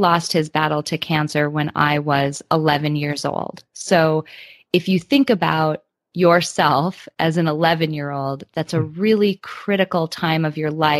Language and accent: English; Midwest, United States; I grew up in the Midwest in the United States